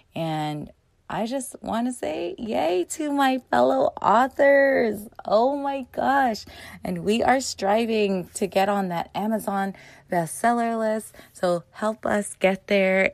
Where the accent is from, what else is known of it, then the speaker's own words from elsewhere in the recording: United States; They were born in the Philippines and they came to America to have a better life and to give us better lives and but I was born here so first generation in America